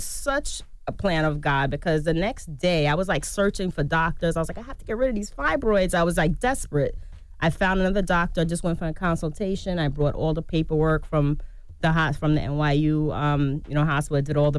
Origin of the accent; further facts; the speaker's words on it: Jamaica; like I said, I'm Jamaican, like, you know, escovitch fish.